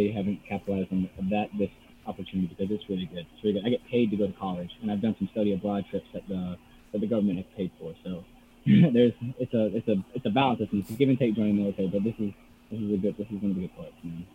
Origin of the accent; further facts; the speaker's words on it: South Georgia, United States; moved away as an adult; we grew up in South Georgia